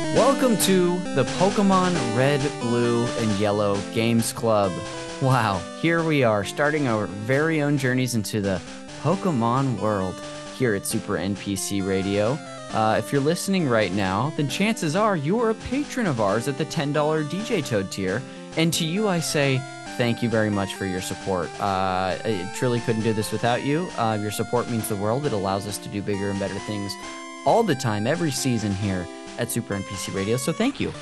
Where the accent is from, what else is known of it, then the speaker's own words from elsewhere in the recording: Modesto, California, United States; this church we went to growing up in Modesto